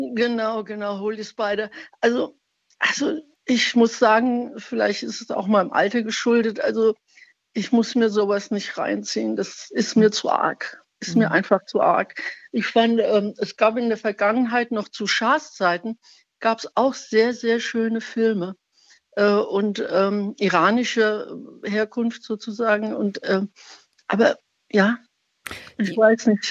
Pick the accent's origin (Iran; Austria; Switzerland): Iran; now in Speyer, Germany; ich bin Iranerin oder stamme aus dem Iran